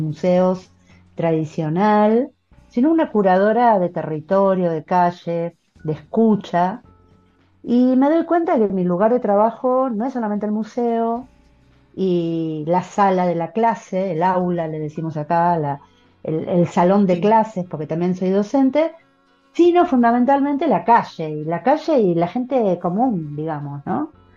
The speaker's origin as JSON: {"language": "Spanish", "country": "Argentina", "said": "aquí en mi país"}